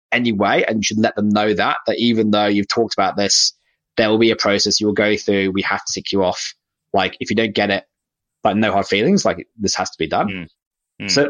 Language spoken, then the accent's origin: English; United Kingdom; now in Australia; I'm British. I moved to Australia so I could um, disappear off the radar completely.